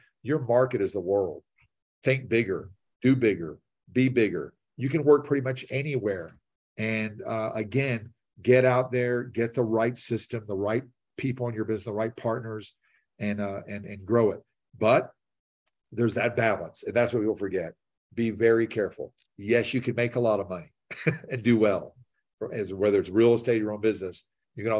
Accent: Nashville, Tennessee, United States; I'm from Nashville

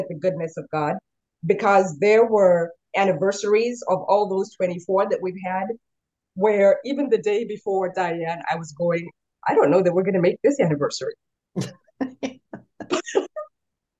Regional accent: Kenya; moved away as an adult; also born or lived in Oregon, United States; now in United States; I am originally from Kenya. I was born in the country in Kenya and had a wonderful childhood for the most part

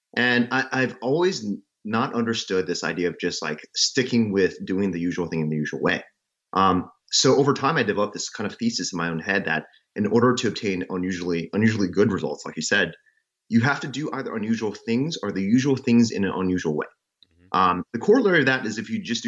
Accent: Mississippi, United States; moved away as an adult; also born or lived in China / New York; I was born in China, but I grew up in Mississippi

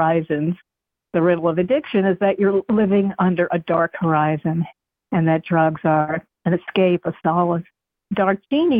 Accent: New York City, New York, United States; moved away as an adult; also born or lived in Ashland, Kentucky; I'm from Queens

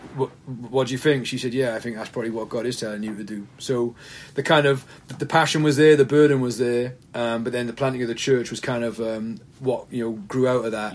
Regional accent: the Valleys, Wales, United Kingdom; moved away as an adult; now in Cardiff, United Kingdom; I was a pastor up in the valleys in my hometown from about 2007

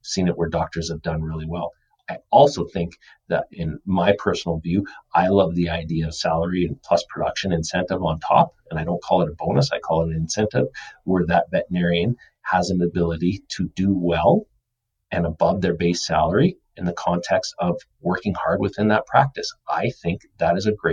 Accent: Calgary, Alberta, Canada; The team that I cheer for is the Calgary Flames. So that is where I grew up and I love.

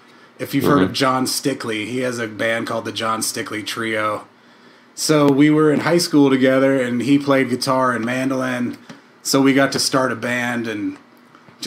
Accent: Durham, North Carolina, United States; moved away as an adult; now in Colorado, United States; I grew up in Durham, North Carolina

